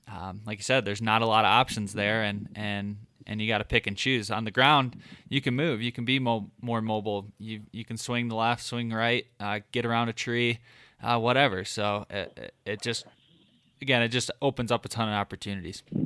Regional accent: Michigan, United States; growing up in Michigan, I just never I never hunted from the ground.

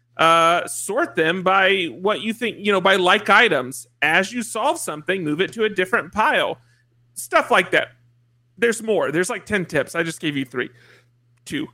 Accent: just south of Atlanta, Georgia, United States; I am from Georgia, just south of Atlanta

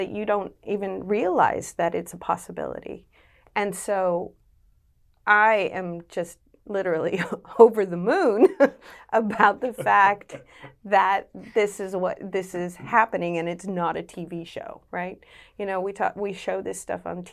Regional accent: United States; moved away as an adult; now in Western Australia, Australia; You can tell from my accent, I grew up in the US

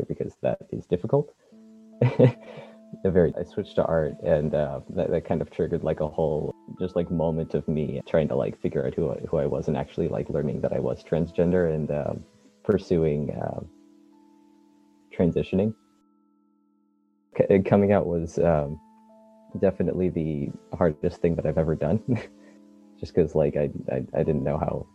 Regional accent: Bay Area, California, United States; where I grew up in the Bay Area

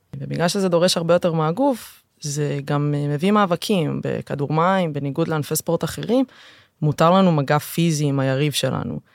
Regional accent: Tel Aviv, Tel Aviv District, Israel; מהשכונה שבה גדלתי. הגעתי מרמת אביב

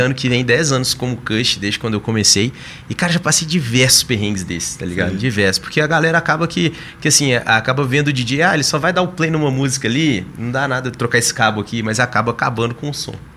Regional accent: interior of Minas Gerais, Brazil; also born or lived in São Paulo; now in Belo Horizonte, Brazil; eu sou do interior de Minas, a gente não tinha muito acesso ao computador

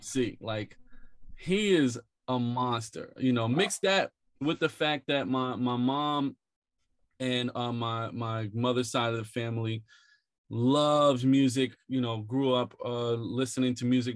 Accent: Philadelphia, Pennsylvania, United States; now in New York, United States; I grew up in West Philly, a few blocks away from Fresh Prince

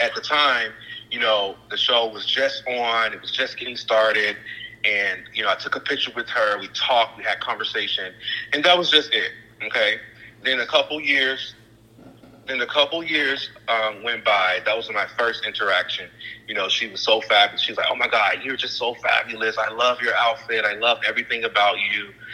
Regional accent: Chicago, Illinois, United States; moved away as an adult; also born or lived in Mississippi; now in Los Angeles, United States; from Chicago, Illinois, I was born in Mississippi, raised in Chicago

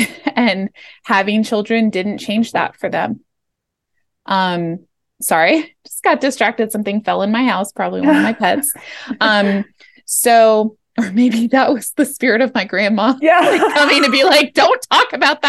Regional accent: Los Angeles, California, United States; I was born in Los Angeles, and just to paint a little picture, I was born in the 80s in Los Angeles. The Rodney King riots happened while I was a kid, like in my neighborhood.

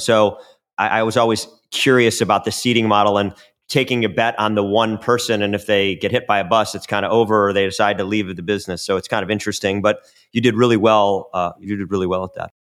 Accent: Chicago, Illinois, United States; I'm from Chicago.

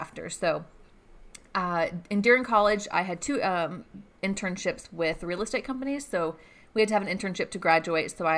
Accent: Gainesville, Georgia, United States; also born or lived in Atlanta, Georgia; now in Athens, United States; I grew up in Gainesville, Georgia, so not too far away.

